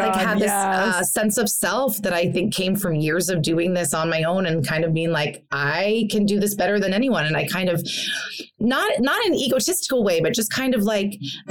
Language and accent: English; New York, United States; now in Los Angeles, United States; I hate LA. I'll never live in LA. I'm a New Yorker. I'm a theater girl.